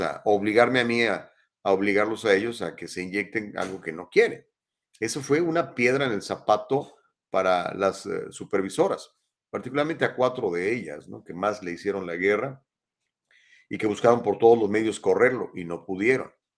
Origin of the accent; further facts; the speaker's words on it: Mexico; now in United States; cuando era niño en México hace muchísimos años, porque tengo 58